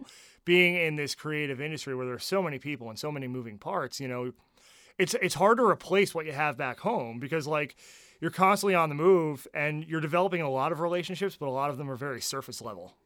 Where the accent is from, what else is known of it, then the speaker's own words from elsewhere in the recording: New Jersey, United States; moved away; growing up in New Jersey